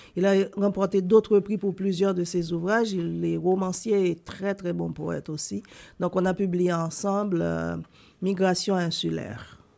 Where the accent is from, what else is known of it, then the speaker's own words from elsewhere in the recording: Haiti; moved away as an adult; also born or lived in United States / Sherbrooke, Canada; now in Canada; je suis né en Haïti et j'ai grandi en Haïti